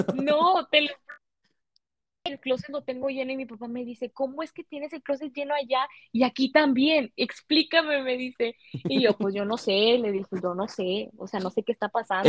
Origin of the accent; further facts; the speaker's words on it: Reynosa, Tamaulipas, Mexico; yo soy mexicana